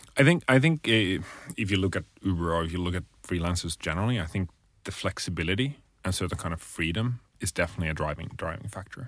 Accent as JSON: {"language": "English", "country": "Finland", "said": "I'm originally from Finland"}